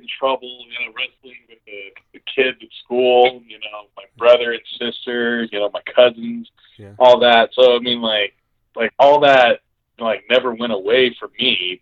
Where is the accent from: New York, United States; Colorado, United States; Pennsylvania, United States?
Colorado, United States; Colorado Springs; I'm from Colorado Springs and yeah, I family there and everything.